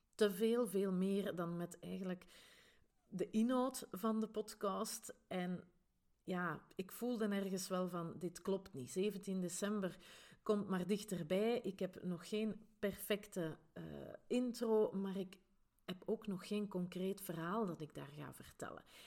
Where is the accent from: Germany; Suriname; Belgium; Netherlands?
Belgium; Grimbergen, Flanders; accent: Flemish Brabant; now in Antwerp Campine, Belgium; ik ben oorspronkelijk niet van de Antwerpse Kempen, maar wel van Grimbergen in de rand van Brussel. Daar waar dat ze het hele lekkere abdijbier maken. Hè, dus, en vandaar dus mijn Vlaams-Brabants accent